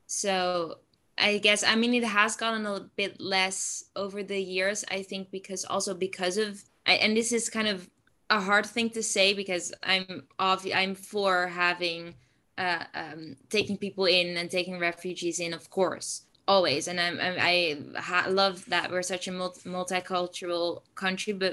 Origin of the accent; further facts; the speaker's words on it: Zutphen, Gelderland, Netherlands; English is a second language; I am uh, 17 years old and I'm from the Netherlands